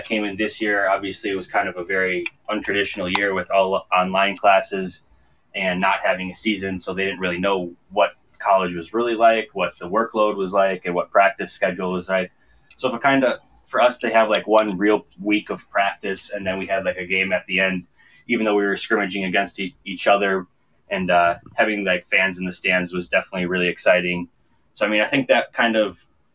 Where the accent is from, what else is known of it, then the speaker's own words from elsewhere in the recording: Wisconsin, United States; moved away; also born or lived in White Bear Lake, Minnesota / New Ulm, Minnesota / Iowa; I'm from Wisconsin